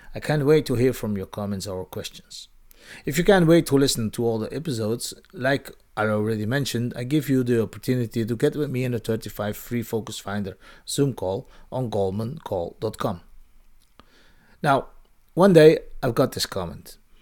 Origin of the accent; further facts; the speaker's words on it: Belgium; moved away; In my home country, Belgium